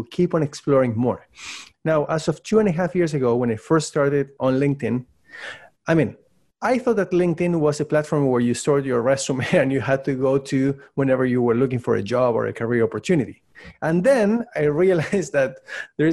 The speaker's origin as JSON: {"language": "English", "region": "Buenos Aires", "country": "Argentina", "tie": "born or raised there", "also_born_or_lived": "Prince Edward Island, Canada", "second_language": "English", "moved": "as an adult", "lives_now": "Canada", "said": "I was born and raised in Buenos Aires, Argentina, in case you were wondering about my accent."}